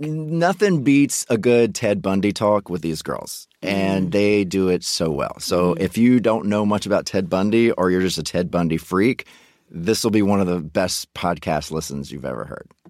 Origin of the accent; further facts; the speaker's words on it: Mississippi, United States; I grew up in Mississippi right next door